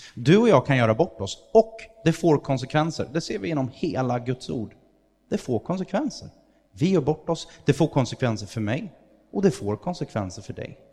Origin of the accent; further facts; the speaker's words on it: Sweden; Jag är svensk